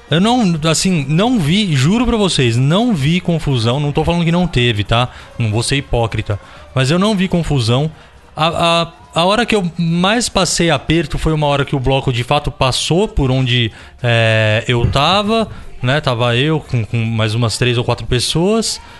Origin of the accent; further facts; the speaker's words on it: Cesário Lange, São Paulo, Brazil; quando eu era moleque em Cesário, tinha ali um, uns carnavais de rua, coisa que a prefeitura ali promovia.